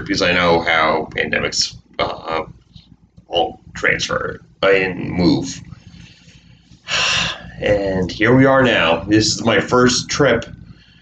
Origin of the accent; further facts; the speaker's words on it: New York, United States; I am from New York, the home of good pizza